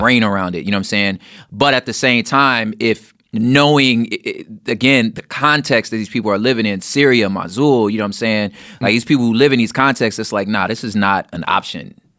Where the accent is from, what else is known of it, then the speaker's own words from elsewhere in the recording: Los Angeles, California, United States; growing up in Los Angeles